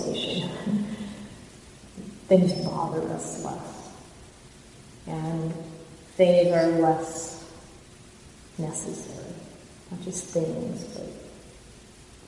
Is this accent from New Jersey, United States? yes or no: no; Indiana, United States; now in Mountain View, United States; the same state I grew up in Indiana.